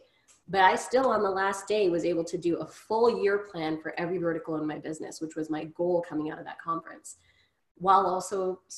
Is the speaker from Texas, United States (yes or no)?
yes; Grand Prairie, Texas, United States; as a young woman of color growing up in Grand Prairie, I still deserved good education without harassment.